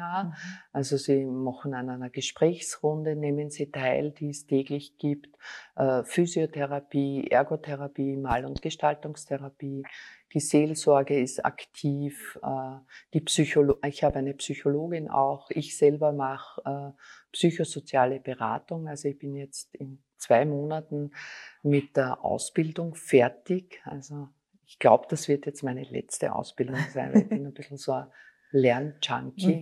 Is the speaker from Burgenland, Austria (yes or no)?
no; Styria, Austria; moved away as an adult; now in Vienna, Austria; ich bin eine Steirerin, komme aus der Steiermark